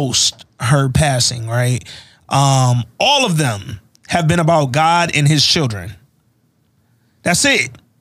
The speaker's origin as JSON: {"language": "English", "region": "Alabama", "country": "United States", "also_born_or_lived": "Atlanta, Georgia", "moved": "yes", "said": "Maybe it's because I'm from Alabama."}